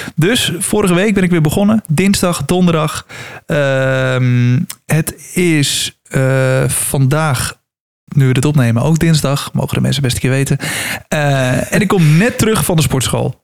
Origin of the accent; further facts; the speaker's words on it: Netherlands; als Nederlanders